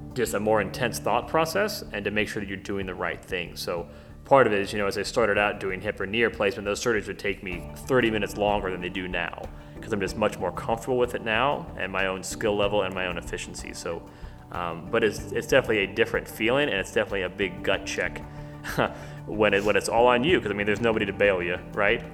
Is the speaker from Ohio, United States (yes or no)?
yes; Middletown, Ohio, United States; I grew up here in Ohio, um, actually in Middletown